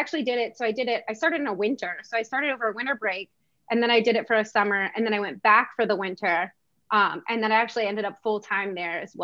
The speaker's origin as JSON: {"language": "English", "region": "Maryland", "country": "United States", "also_born_or_lived": "Virginia", "moved": "as an adult", "said": "I'm from Maryland."}